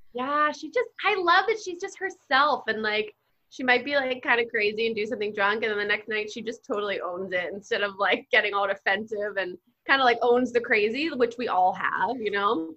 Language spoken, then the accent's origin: English; New Jersey, United States; I grew up in Jersey.